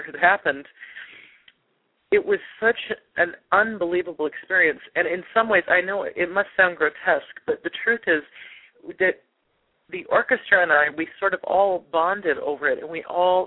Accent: Loveland, Colorado, United States; as a little girl growing up in Loveland, Colorado, which is a little town about an hour north of Denver

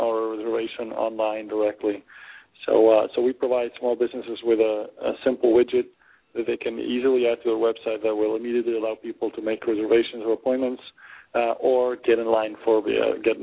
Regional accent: Argentina; moved away; also born or lived in Germany / Peru / Boston / California; I was born and raised in Argentina.

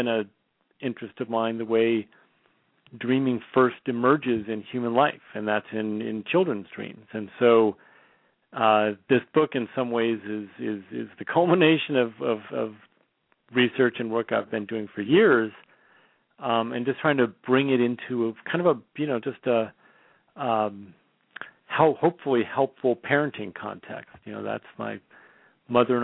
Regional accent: Bay Area, California, United States; now in Portland, United States; I'm born and raised in the Bay Area, but living in Portland, Oregon now

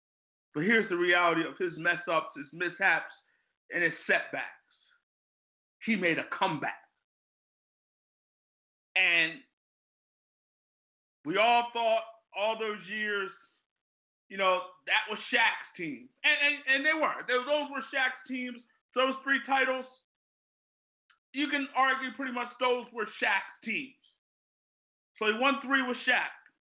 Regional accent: Ambler, Pennsylvania, United States; I grew up in Ambler, not far from Lower Marion.

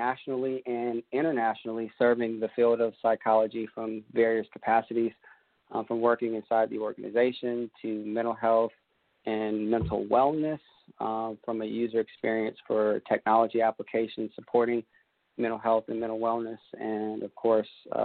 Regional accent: Columbia, South Carolina, United States; now in Aiken, United States; I'm in Aiken, South Carolina. I grew up in Columbia, South Carolina

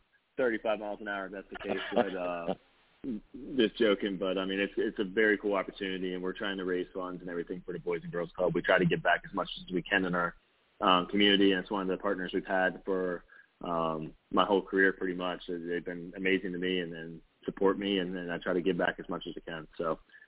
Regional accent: West Virginia, United States; my home state

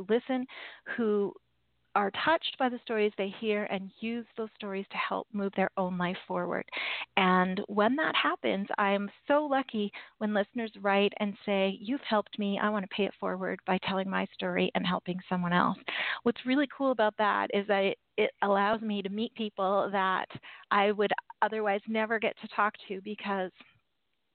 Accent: Canada; I am Canadian

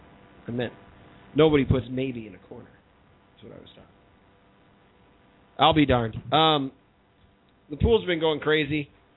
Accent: Chicago, Illinois, United States; As a Chicagoan, I want it to happen, too.

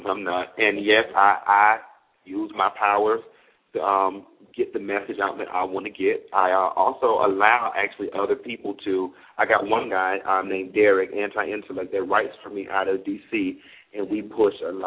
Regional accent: Miami, Florida, United States; I'm from Miami

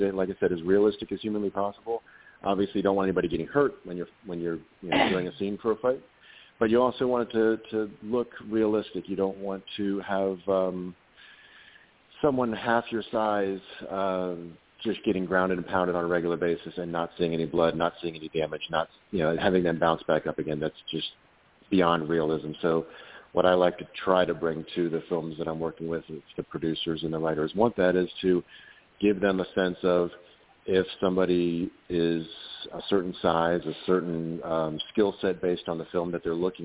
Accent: Annapolis, Maryland, United States; now in Central Florida, United States; I'm originally from Annapolis, Maryland, but I live down in Central Florida now

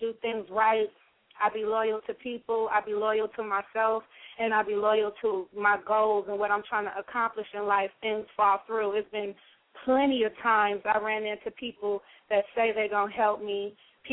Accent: Los Angeles, California, United States; I'm from the West Coast of L.A.

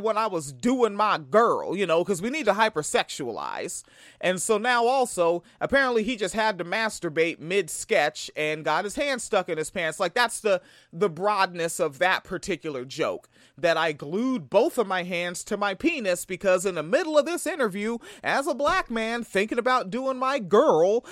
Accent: Tacoma, Washington, United States; Niggas like me from Tacoma, the town.

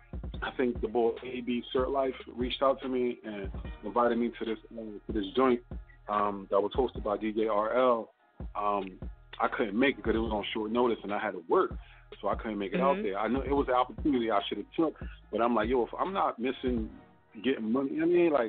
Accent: Philadelphia, Pennsylvania, United States; now in Upper Darby, United States; Well, I'm from West, but I moved out to Delaware County, you know what I'm saying, Upper Darby, but I'm from West Philadelphia, but, you know what I mean, mom saved a little money, moved us up to the county

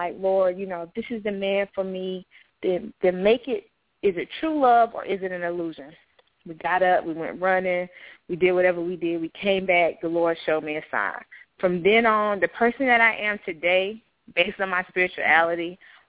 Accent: Laurinburg, North Carolina, United States; I was born in Laurinburg, North Carolina

